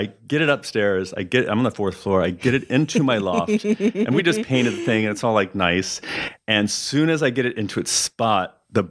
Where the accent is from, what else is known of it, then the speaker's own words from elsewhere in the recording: Arroyo Grande, California, United States; also born or lived in San Luis Obispo, California / Pomona, California; I grew up there. We always called it Arroyo Grande, but I guess everyone's calling it Arroyo Grande now.